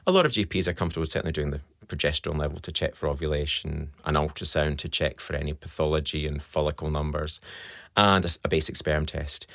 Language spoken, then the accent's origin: English; Scotland, United Kingdom; accent: Scottish; now in Australia; you can tell by my accent, I'm Scottish